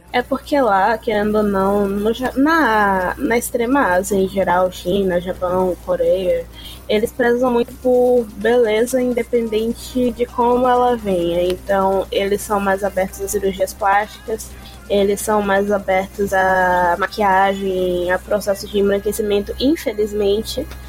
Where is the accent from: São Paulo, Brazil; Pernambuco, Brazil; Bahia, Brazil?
Bahia, Brazil; Eu nunca saí da Bahia, eu só fui pra cidade do interior